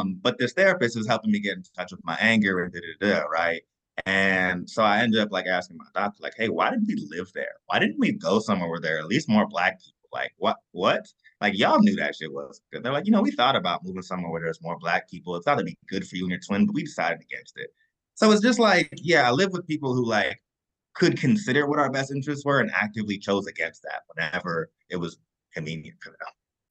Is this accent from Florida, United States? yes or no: no; Kentucky, United States; I'm from Kentucky